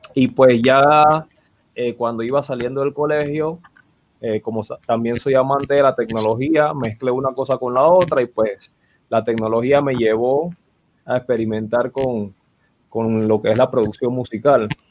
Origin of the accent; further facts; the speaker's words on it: Panama City, Panama; el barrio donde yo nací, Río Abajo